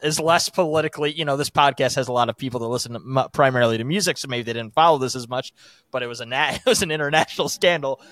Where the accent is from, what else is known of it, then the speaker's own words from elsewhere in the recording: United States; as an American